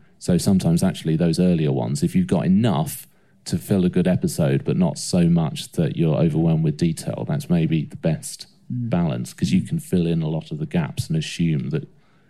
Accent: Essex, East of England, United Kingdom; because we're from Essex.

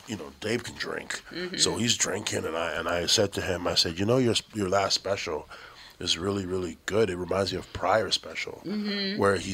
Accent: Toronto, Ontario, Canada; He goes, where you from? I go, I'm from Toronto.

